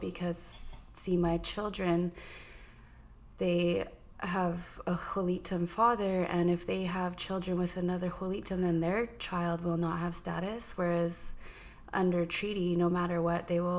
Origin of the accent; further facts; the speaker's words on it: Lakahahmen First Nation, British Columbia, Canada; I come from Lacamo First Nation.